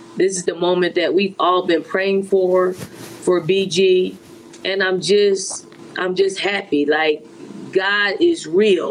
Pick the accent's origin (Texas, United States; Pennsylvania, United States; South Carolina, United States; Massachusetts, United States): Pennsylvania, United States; Philadelphia; I'm a girl from Philly. We don't cry very easily